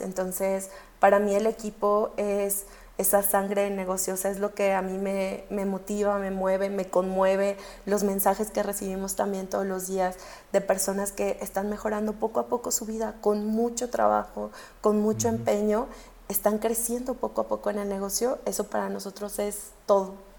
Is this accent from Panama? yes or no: no; Mexico